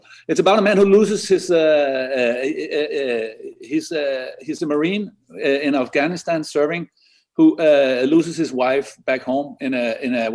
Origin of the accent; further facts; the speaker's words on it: Denmark; I'm from like 50 miles from Roskilde, a place called Frederiksberg, which is a tiny rural town